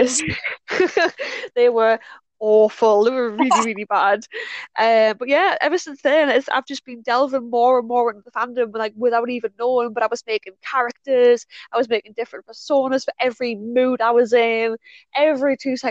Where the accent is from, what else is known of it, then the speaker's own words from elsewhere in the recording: North East England, United Kingdom; I am from Northeast UK, England to be precise